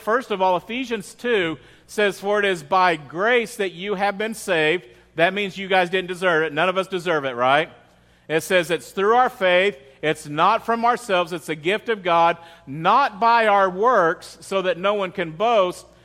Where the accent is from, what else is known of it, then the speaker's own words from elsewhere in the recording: United States; as an American